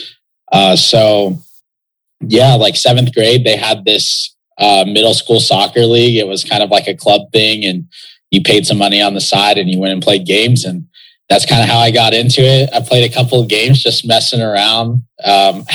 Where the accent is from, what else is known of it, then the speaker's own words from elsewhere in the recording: West Texas, United States; growing up in West Texas